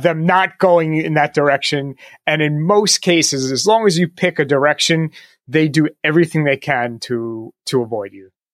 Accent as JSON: {"language": "English", "region": "New York", "country": "United States", "said": "I'm from New York, so plenty of Knicks and Nets games"}